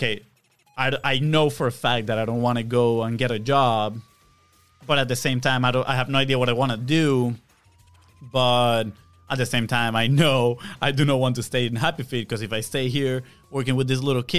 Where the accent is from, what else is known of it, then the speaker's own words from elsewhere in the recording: Venezuela; moved away as an adult; also born or lived in Texas; now in Jacksonville, United States; And so I grew up in Venezuela. We both did. We were born and raised in Venezuela.